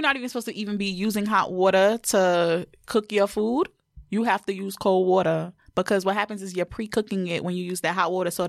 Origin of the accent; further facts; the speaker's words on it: New York, United States; moved away as an adult; also born or lived in Georgia; Because it's my hometown.